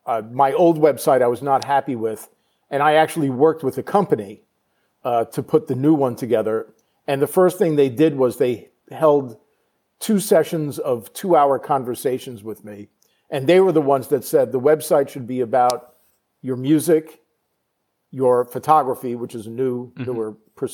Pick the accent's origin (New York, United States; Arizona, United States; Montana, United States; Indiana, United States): New York, United States; Long Island; I'm from Long Island, New York, right, originally.